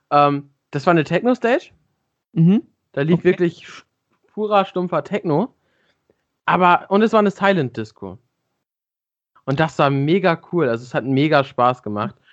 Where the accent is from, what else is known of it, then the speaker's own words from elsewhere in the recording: Nuremberg, Bavaria, Germany; Ich komme aus Nürnberg, genau.